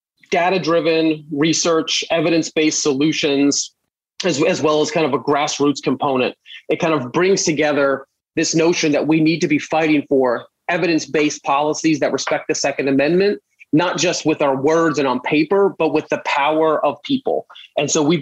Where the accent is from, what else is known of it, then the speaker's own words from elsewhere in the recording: New York City, New York, United States; I grew up in Brooklyn